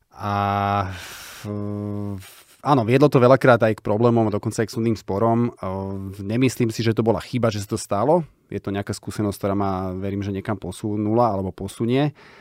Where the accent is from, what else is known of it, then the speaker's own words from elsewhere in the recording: Bratislava, Bratislava Region, Slovakia; my sme deti z Petržalky, boli sme traja